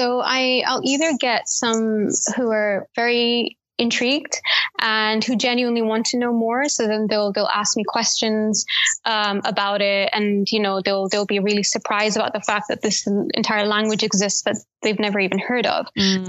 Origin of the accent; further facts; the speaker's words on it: Pakistan; you're not real Pakistani, because like if Urdu is not my mother tongue, if Urdu is not the language I speak at home, and neither is Punjabi, then it's kind of this like people can't compute the fact that like you can be Pakistani